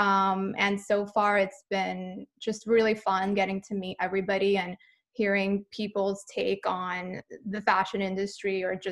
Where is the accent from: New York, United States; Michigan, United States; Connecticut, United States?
New York, United States; New York City; I'm originally from New York City